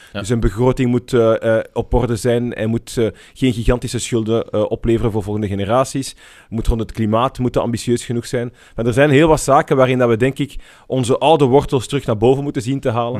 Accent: Brussels, Brussels-Capital Region, Belgium; ik ben in Brussel opgegroeid

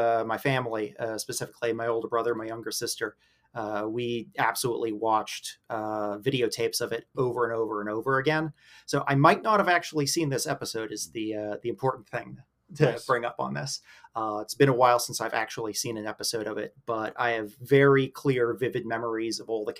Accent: Pittsburgh, Pennsylvania, United States; I'm from Pittsburgh. So, across the state from you.

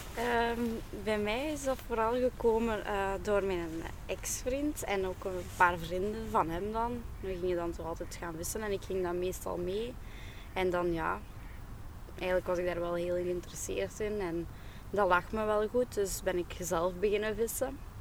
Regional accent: Aalst, Flanders, Belgium; ik ben oorspronkelijk van Aalst.

